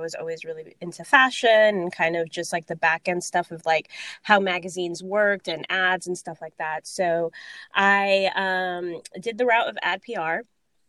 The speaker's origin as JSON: {"language": "English", "town": "Miami", "region": "Florida", "country": "United States", "tie": "born or raised there", "also_born_or_lived": "Orlando, Florida / Dominican Republic (descent)", "moved": "as an adult", "lives_now": "New York, United States", "said": "I was originally from Miami, Florida. So it was like, do I go back home to Miami"}